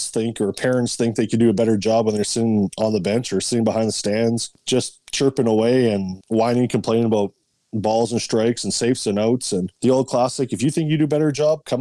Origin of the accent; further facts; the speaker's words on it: Winnipeg, Manitoba, Canada; I grew up in Winnipeg